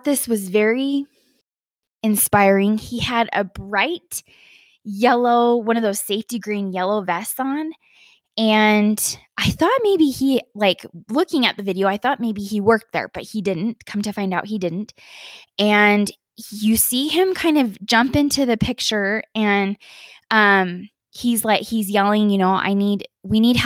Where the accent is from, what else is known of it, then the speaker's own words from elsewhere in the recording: Utah, United States; moved away as an adult; now in Colorado, United States; I live in Colorado now, but I grew up in Utah my whole life, basically.